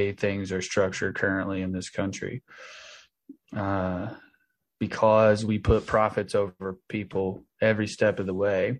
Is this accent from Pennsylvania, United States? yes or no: no; Tennessee, United States; now in Los Angeles, United States; I live in Los Angeles. I'm from Tennessee, which is where my brother is incarcerated and where I grew up.